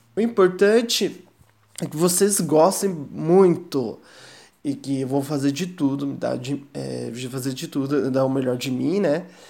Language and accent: Portuguese; Curitiba, Paraná, Brazil; sou de Curitiba